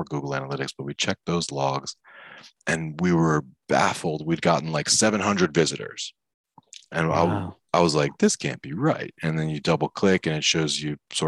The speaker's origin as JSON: {"language": "English", "region": "Maryland", "country": "United States", "tie": "born or raised there", "said": "I grew up in Maryland"}